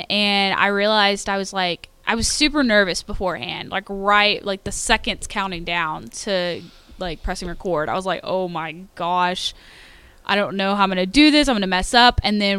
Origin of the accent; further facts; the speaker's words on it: Royse City, Texas, United States; I'm from Roy City, Texas, just outside of Rockwall.